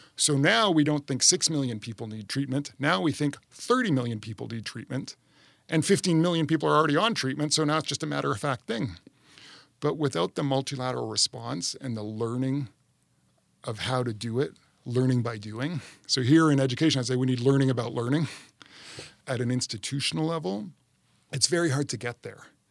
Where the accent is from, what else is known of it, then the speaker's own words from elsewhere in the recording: Canada; now in United States; my home country, Canada